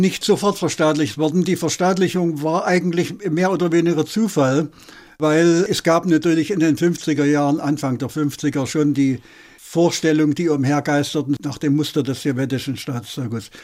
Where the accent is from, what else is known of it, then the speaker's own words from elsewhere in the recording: Ehrenfriedersdorf, Saxony, Germany; now in Berlin, Germany; Ich bin im Erzgebirge äh, groß geworden, in Ernfriedersdorf, eine kleine Stadt